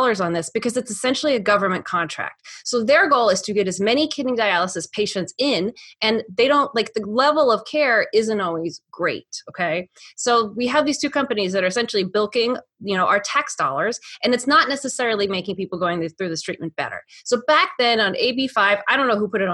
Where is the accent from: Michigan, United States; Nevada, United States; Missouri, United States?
Nevada, United States; moved away as an adult; now in California, United States; I grew up in Nevada, but I started voting in California because that's when I was 18